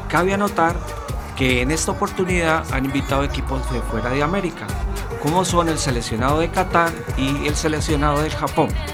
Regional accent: Colombia; now in Spain; soy colombiano

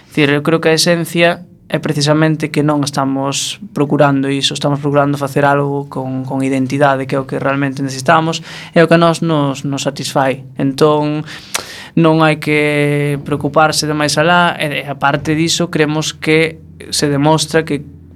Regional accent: Viveiro, Galicia, Spain; also born or lived in Ourol; now in A Coruña, Spain; nací no Concello de Ourol, mas vin en Viveiro, así, adolescencia.

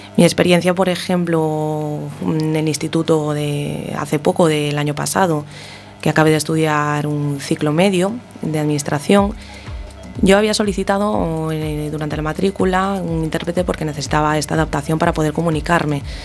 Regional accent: Ferrol, Galicia, Spain; en Ferrol, por ejemplo, que es de donde soy yo

